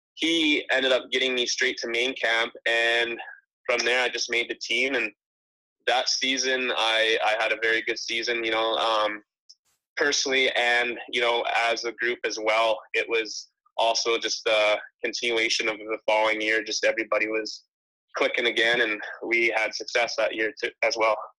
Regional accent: Penticton, British Columbia, Canada; Penticton, you know, that's where I um, I've moved and lived since I was 13, so I kind of call it my home base there

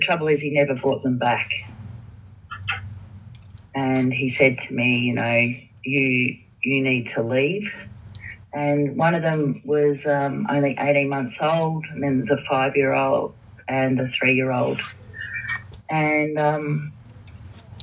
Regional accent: Warrnambool, Victoria, Australia; moved away as an adult; also born or lived in Queensland; my hometown of Warrnambool, staying at my mother's house

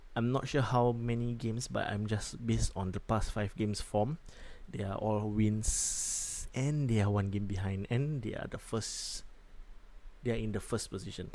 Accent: Singapore; I'm from Singapore

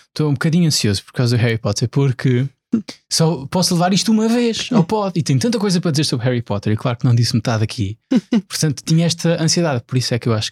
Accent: Azores, Portugal; moved away; Pois, sendo açoriano

